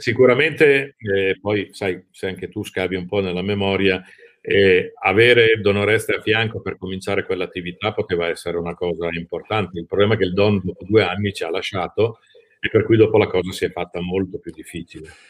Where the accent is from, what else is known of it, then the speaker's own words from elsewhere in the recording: Lombardy, Italy; moved away as an adult; now in Rimini, Italy; dalla Lombardia, mia città natale, mi sono trasferito ah, a Rimini